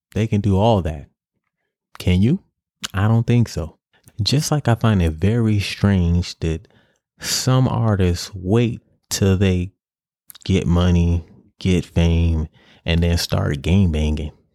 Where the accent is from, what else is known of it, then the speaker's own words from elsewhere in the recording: New York City, New York, United States; In my project, I grew up in Grant, Grant Housen on the west side of Harlem.